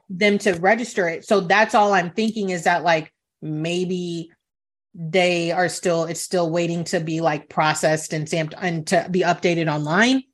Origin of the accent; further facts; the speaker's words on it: Italy; moved away; I was born in Italy